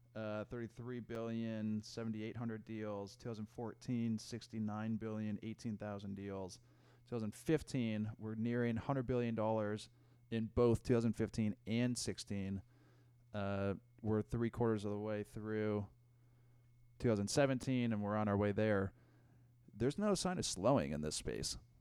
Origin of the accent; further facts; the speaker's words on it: Denver, Colorado, United States; I grew up in Denver